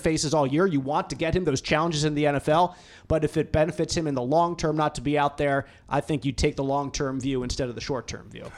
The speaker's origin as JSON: {"language": "English", "area": "outside of Philadelphia", "region": "Pennsylvania", "country": "United States", "tie": "born or raised there", "moved": "yes", "lives_now": "Indianapolis, United States", "said": "I grew up in, uh, outside of Philadelphia"}